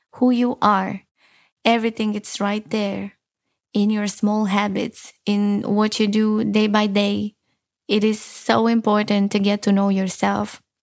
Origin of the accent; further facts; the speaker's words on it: Romania; moved away; I'm from Romania